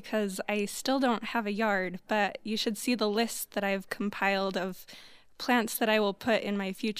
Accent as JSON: {"language": "English", "town": "Pleasant Grove", "region": "Utah", "country": "United States", "tie": "born or raised there", "said": "I grew up in Pleasant Grove"}